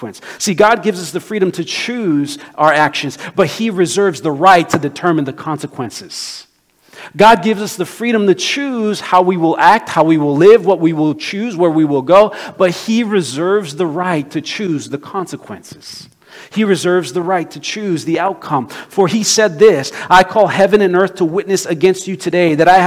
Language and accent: English; Brazil; moved away; my home country of Brazil